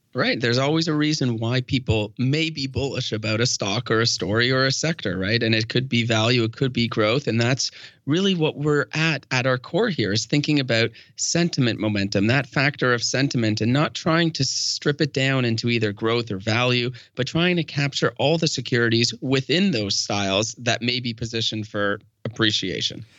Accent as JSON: {"language": "English", "country": "Canada", "said": "We are Canadian"}